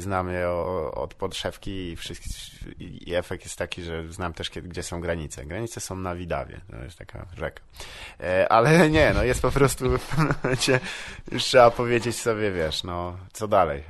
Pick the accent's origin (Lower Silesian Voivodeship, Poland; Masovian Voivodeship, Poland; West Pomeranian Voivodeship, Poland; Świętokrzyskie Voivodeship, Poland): Lower Silesian Voivodeship, Poland; Wrocław; also born or lived in Psary; Ja jestem z Wrocławia. Y, tam się urodziłem i tam też się wychowałem większą część swojego życia, a potem się przeprowadziłem do Psar